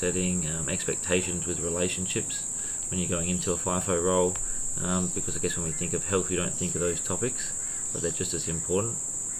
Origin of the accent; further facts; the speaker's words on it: WA, Western Australia, Australia; now in Byron Bay, Australia; Yeah, I'm from WA